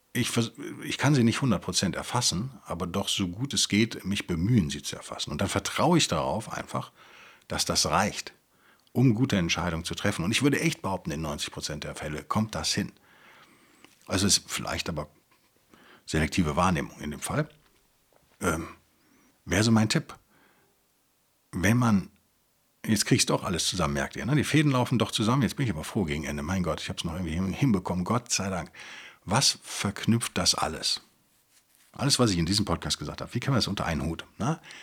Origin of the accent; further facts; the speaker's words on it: Rhineland, Germany; als Rheinländer